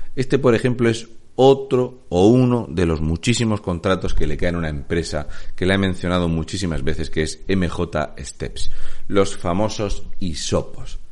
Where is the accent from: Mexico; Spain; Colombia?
Spain; Region of Murcia; un murciano encabronado